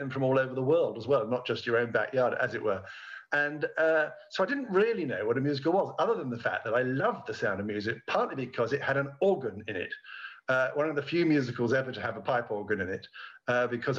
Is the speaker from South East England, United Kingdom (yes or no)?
yes; near Oxford, South East England, United Kingdom; I was by now a student in nearby Oxford, because I grew up near Oxford